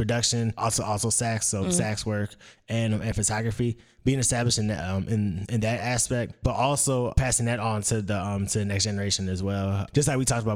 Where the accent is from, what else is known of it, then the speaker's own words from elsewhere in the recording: Detroit, Michigan, United States; moved away as an adult; also born or lived in Hampton, Virginia; now in Charlotte, United States; I am from Detroit, Michigan. I've been in Charlotte for about 5 years now.